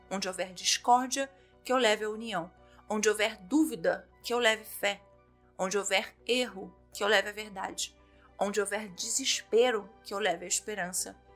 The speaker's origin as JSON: {"language": "Portuguese", "country": "Brazil", "said": "eu sou brasileira"}